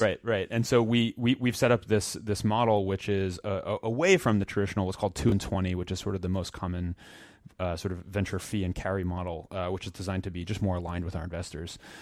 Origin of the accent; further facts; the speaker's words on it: Princeton, New Jersey, United States; I grew up in New Jersey, and, uh, in a town, uh, Princeton that, uh, probably some folks know